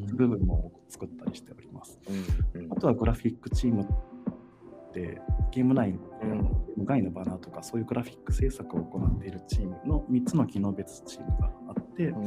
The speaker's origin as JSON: {"language": "Japanese", "region": "Fukui", "country": "Japan", "tie": "born or raised there", "also_born_or_lived": "Tokyo", "moved": "as an adult", "said": "そうもともと生まれは福井県なんですけれど"}